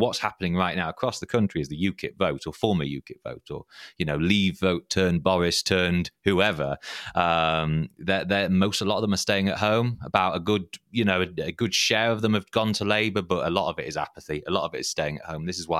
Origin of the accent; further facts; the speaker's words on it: Harrogate, Yorkshire and the Humber, United Kingdom; Because in my hometown, well, I'm from Harrogate